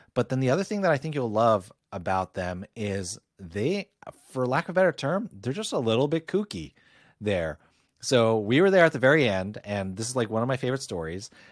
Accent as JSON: {"language": "English", "region": "Northeast", "country": "United States", "said": "for me, a Yankee, not a Yankee fan, but a Yankee from the Northeast"}